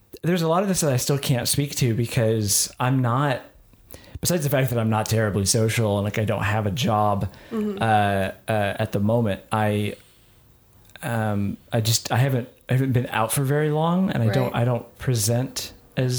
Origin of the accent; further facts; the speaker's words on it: the South, United States; growing up in the South